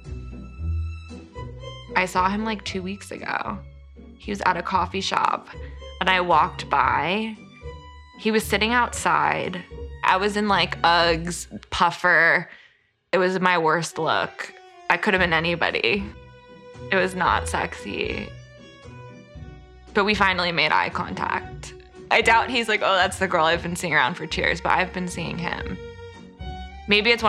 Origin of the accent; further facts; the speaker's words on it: New York, United States; I grew up in New York